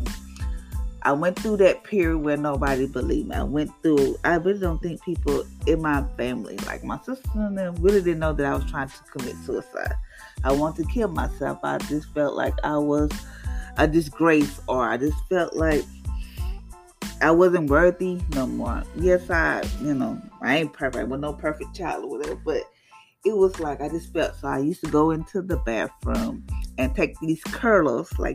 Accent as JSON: {"language": "English", "region": "Louisiana", "country": "United States", "said": "I'm from Louisiana"}